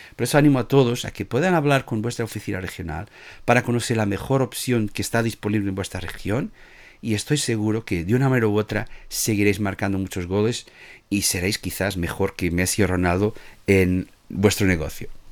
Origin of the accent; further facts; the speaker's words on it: Portugal; Spanish is a second language; now in Spain; yo soy portugués